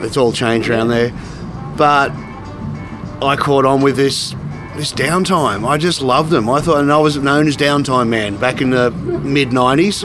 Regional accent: Goulburn, New South Wales, Australia; moved away as an adult; also born or lived in Sydney; now in Canberra, Australia; growing up in Goulburn

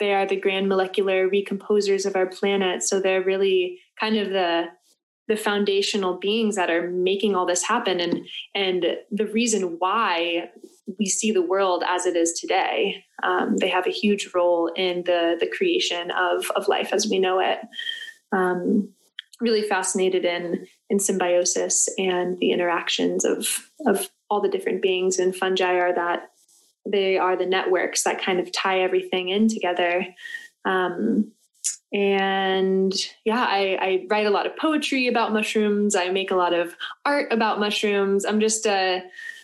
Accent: Florida, United States; I was born and raised in Florida

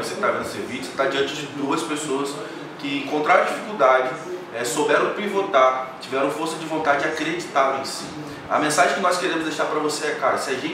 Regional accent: Campos dos Goytacazes, Rio de Janeiro, Brazil; moved away as an adult; saí da minha cidade natal, a qual eu quero deixar um abraço aqui pro pessoal de Campos.

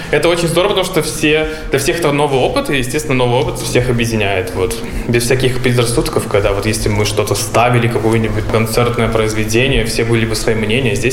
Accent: Belarus; moved away; Э, из Беларуси я, получается, переехал почти уже 4 месяца назад.

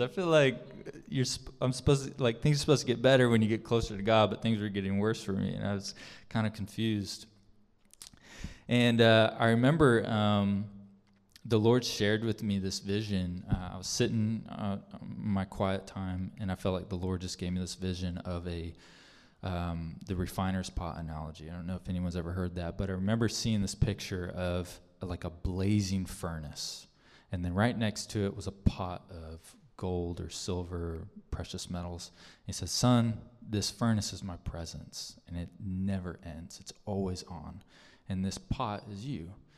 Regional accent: Arizona, United States; moved away as an adult; also born or lived in Casa Grande, Arizona / Phenix City, Alabama; I am from Arizona. Gabby and I are from Arizona.

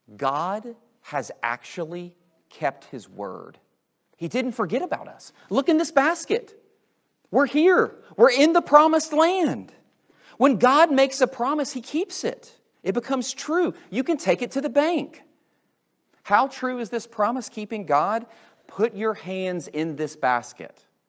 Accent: United States; I'm in America and I grew up going to this Christian school and I grew up going to this evangelical church.

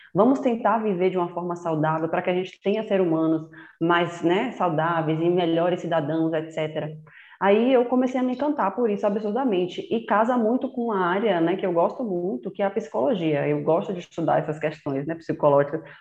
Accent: Salvador, Bahia, Brazil; moved away as an adult; Eu nasci em Salvador, cresci lá com meus irmãos

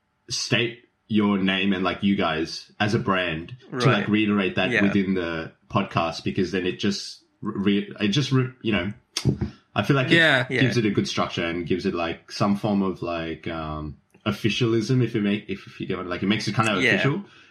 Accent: Keysborough, Victoria, Australia; Keysborough. Yeah, Vietnam.

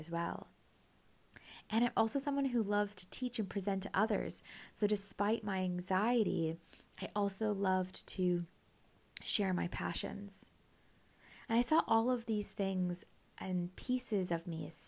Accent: Canada; also born or lived in Scotland; I grew up in Canada from about the age of 2, so I saw myself as Canadian. However, I was born in Scotland

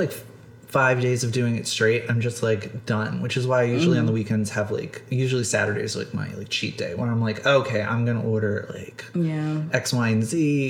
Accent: Philadelphia, Pennsylvania, United States; accent: Nisti; my Nisti accent only comes out. Nisti is, for anyone listening, like, short for Northeast Philly, which is where I'm from.

